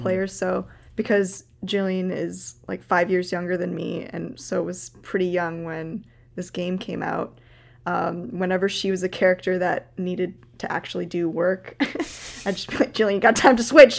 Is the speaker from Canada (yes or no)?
yes; Canada; as a Canadian